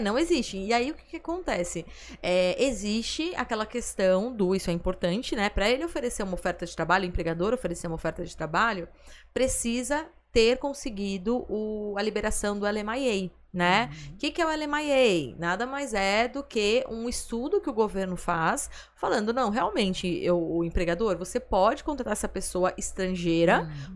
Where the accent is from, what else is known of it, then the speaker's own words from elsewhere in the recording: Brazil; nós que somos aqui do Brasil